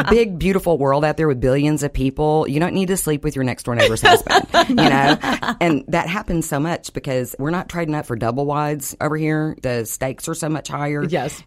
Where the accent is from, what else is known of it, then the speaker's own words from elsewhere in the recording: Dallas, Texas, United States; When I grew up here, if you didn't live between Preston and Hillcrest, you were in the ghetto section.